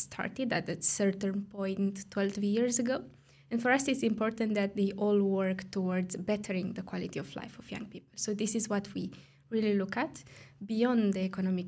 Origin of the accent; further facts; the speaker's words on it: Romania; moved away as an adult; now in Brussels, Belgium; I come from Romania